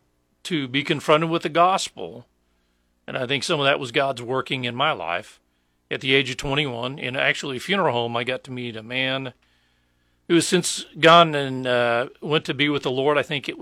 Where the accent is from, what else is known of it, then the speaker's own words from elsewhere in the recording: Blair, Nebraska, United States; also born or lived in Lincoln, Nebraska; Well, I grew up in Blair, Nebraska.